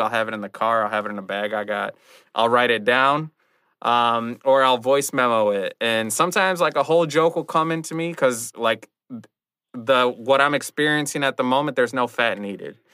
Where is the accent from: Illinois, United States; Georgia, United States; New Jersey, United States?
Illinois, United States; Rockford; also born or lived in Chicago; I did a show in my hometown of Rockford